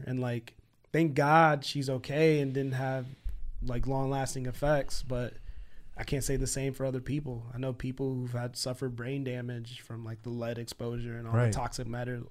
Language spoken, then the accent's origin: English; Flint, Michigan, United States; Because my church is in Flint. So I growing up in Flint, going to church every week, like everyone in church is like basically my fam.